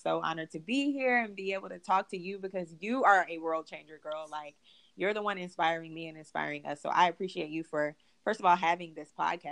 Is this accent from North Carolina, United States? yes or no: yes; Charlotte, North Carolina, United States; moved away as an adult; now in Atlanta, United States; I'm from Charlotte, North Carolina